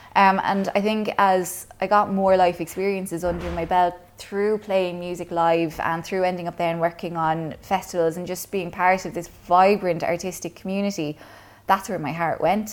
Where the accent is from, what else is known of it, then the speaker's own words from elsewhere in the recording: Kilcash, Munster, Ireland; I grew up in Clonmel, well, technically Kilcash out in Cleveland